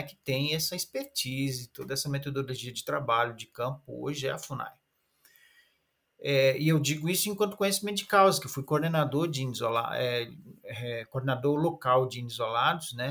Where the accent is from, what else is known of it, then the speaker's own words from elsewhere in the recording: Maronal village, Javari Valley, Amazonas, Brazil; now in Brasília, Brazil; eu sou da aldeia Maronal, do Vale do Javari. A terra indígena Vale do Javari está localizada no na parte do estado do Amazonas